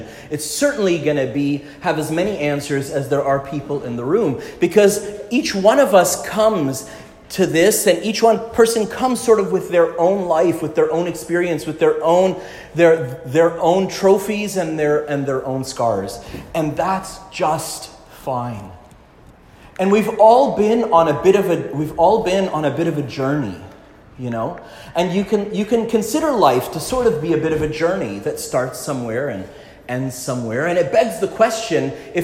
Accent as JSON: {"language": "English", "town": "Montreal", "region": "Quebec", "country": "Canada", "tie": "born or raised there", "said": "I grew up in Quebec, in Montreal"}